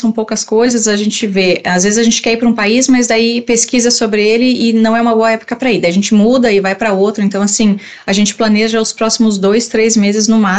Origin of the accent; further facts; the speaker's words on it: Rio Grande do Sul, Brazil; eu sou do Rio Grande